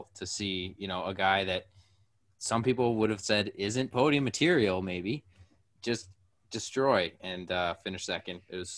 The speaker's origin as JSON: {"language": "English", "country": "Canada", "said": "we're Canadian."}